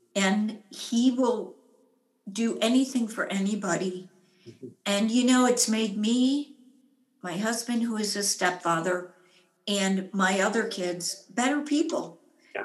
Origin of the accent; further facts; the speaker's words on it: United States; I'm an American, I'm a woman